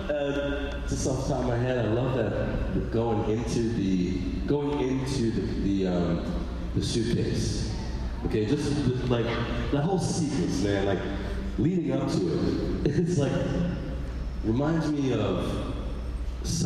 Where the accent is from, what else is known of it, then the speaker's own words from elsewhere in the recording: New York, United States; I grew up in New York